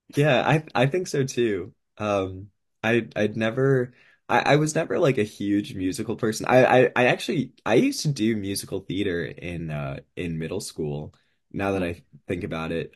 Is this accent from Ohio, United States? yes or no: no; California, United States; I am from California.